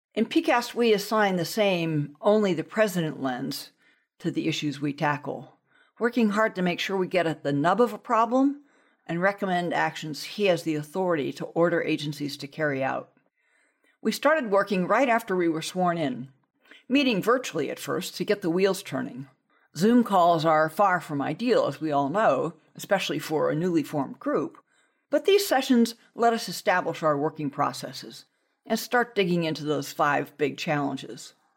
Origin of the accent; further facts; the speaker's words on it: Southern California, United States; as a child, growing up in Southern California